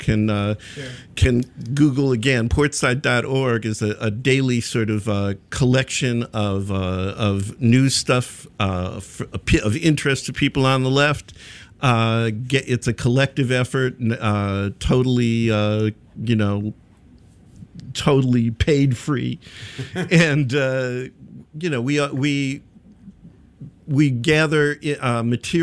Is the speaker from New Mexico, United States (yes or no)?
no; Chicago, Illinois, United States; now in Brooklyn, United States; I'm a Chicagoan in Brooklyn